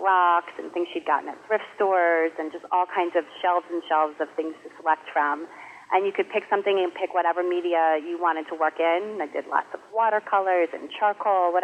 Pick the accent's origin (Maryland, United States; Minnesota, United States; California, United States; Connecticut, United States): Maryland, United States; Potomac; now in Wellesley, United States; I grew up in Potomac, Maryland, which is a suburb of Washington, D.C.